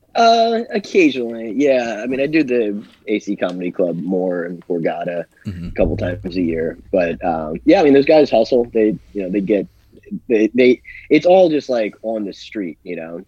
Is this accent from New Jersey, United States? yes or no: yes; Smithville, New Jersey, United States; I grew up in Smithville. Went to Holy Spirit High School